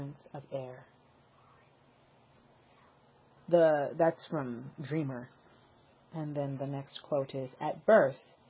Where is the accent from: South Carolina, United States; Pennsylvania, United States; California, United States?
California, United States; Los Angeles; I was born in Northern California, but I've spent most of my life in Southern California. And I actually lived most of my life in South Central Los Angeles